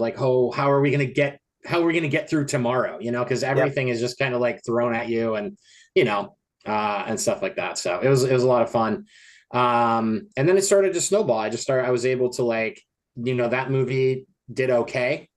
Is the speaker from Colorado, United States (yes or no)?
yes; Colorado, United States; also born or lived in Los Angeles, California; now in Portland, United States; my hometown in Colorado